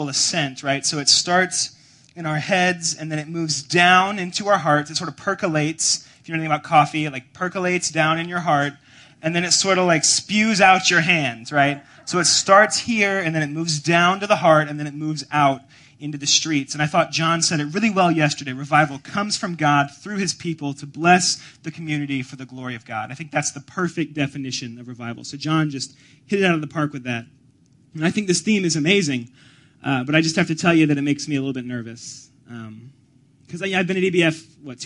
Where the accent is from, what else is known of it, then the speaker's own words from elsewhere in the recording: Atlanta, Georgia, United States; moved away as an adult; also born or lived in Evanston, Illinois; I'm from Atlanta, Georgia, originally, down south. And in Atlanta, where I'm from, my wife and I did college there and then moved up here so I could attend Northwestern